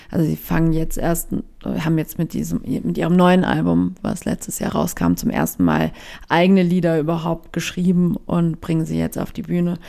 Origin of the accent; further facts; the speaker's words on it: Baden-Württemberg, Germany; now in Berlin, Germany; ich bin in Baden-Württemberg eher ländlich groß geworden